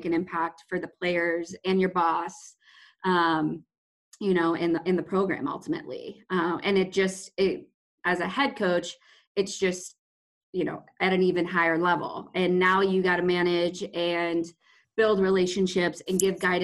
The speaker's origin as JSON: {"language": "English", "region": "Midwest", "country": "United States", "tie": "born or raised there", "also_born_or_lived": "Maine / Mississippi", "moved": "as an adult", "said": "I'm from the Midwest. So both were very different from, you know, what I grew up around."}